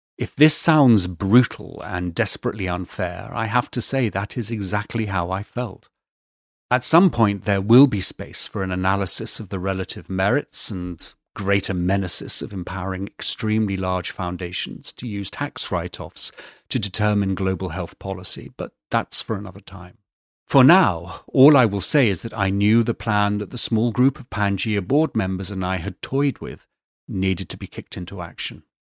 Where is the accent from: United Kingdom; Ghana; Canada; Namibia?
United Kingdom; being British